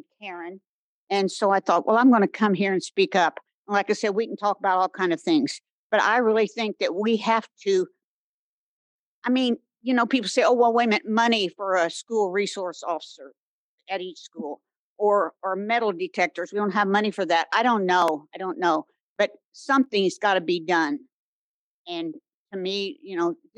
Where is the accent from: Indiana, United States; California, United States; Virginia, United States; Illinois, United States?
Indiana, United States; Bloomington; now in Brown County, United States; Although I live in Brown County, I'm from Bloomington.